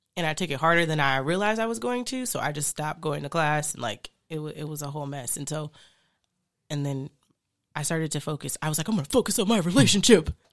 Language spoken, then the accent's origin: English; Phoenix, Arizona, United States; moved away; I grew up in Phoenix for some years